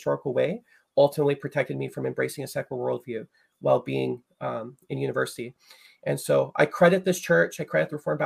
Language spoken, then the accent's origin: English; Chilliwack, British Columbia, Canada; I'm from Chilliwack. Chilliwack is a small place just outside of Vancouver, British Columbia, near the West Coast.